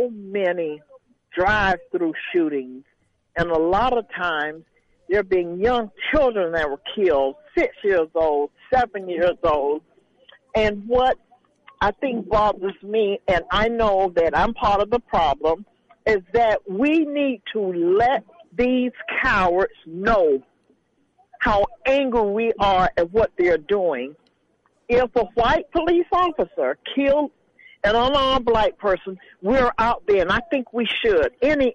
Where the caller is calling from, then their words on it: Miami, Florida, United States; I'm calling from Miami.